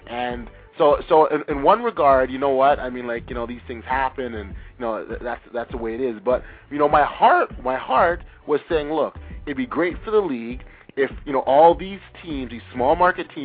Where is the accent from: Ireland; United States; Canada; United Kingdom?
Canada; Toronto, Ontario; We're from Toronto, Ontario.